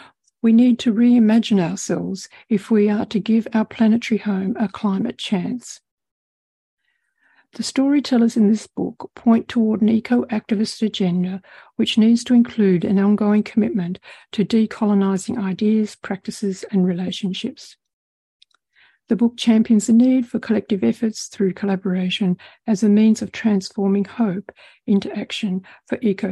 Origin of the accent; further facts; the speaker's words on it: Western Australia, Australia; whether it be in my home state of Western Australia, throughout Australia or around the globe.